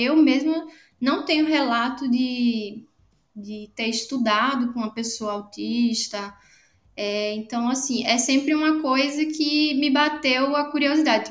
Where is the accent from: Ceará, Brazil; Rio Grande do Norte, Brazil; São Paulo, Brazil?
Rio Grande do Norte, Brazil; Natal; moved away as an adult; also born or lived in Paraíba; eu sou de Natal, no Rio Grande do Norte. É, nasci e hoje moro aqui, depois de alguns anos morando fora